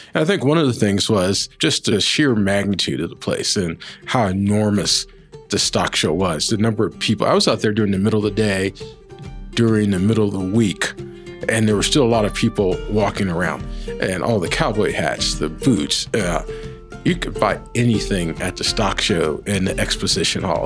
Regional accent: Washington, District of Columbia, United States; moved away as an adult; also born or lived in Virginia / Atlanta; now in Denver, United States; my mother had me in pearl snap shirts growing up in Washington, D.C.

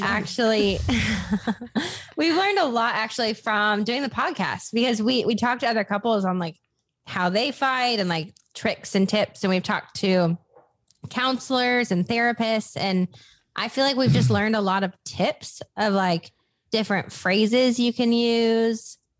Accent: Des Moines, Iowa, United States; moved away as an adult; also born or lived in Los Angeles / Nashville; I moved back to my hometown, which is Des Moines, Iowa

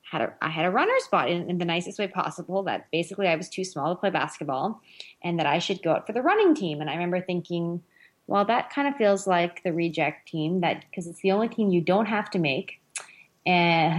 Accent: Northern Ontario, Canada; I grew up in Northern Ontario, Canada

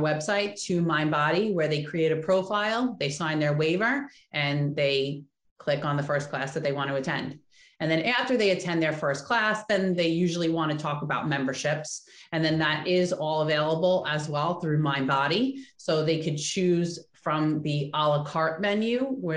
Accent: Oceanside, California, United States; I grew up in Oceanside

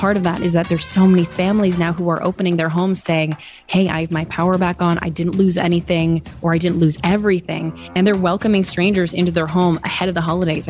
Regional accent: Switzerland; I am, so I'm deeply offended.

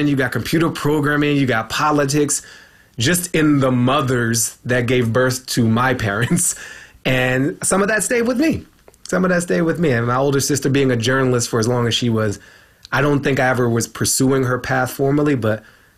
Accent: Washington, District of Columbia, United States; I was born in George Washington University Hospital

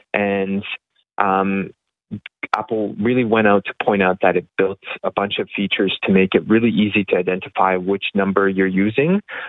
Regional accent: Canada; even as a Canadian consumer

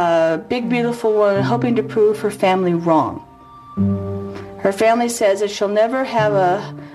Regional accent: Beverly Hills, California, United States; I grew up in Beverly Hills.

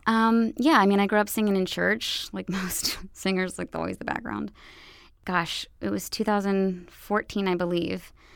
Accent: Roanoke, Virginia, United States; moved away; I'm from Roanoke, Virginia

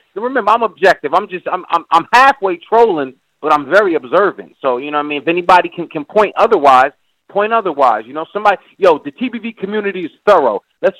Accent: Newark, New Jersey, United States; I'm from Newark, and I'm sure the other cat that called in is from the hood too.

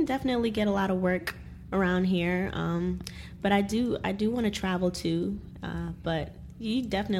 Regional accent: close to D.C., Maryland, United States; also born or lived in Guyana; I was born in Guyana, so I have that Caribbean influence. Just being raised close to D.C. in Maryland, there's that go-go influence.

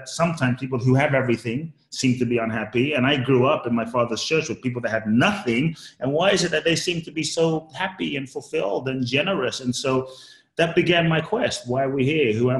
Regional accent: London, United Kingdom; also born or lived in Ghana; I grew up in London

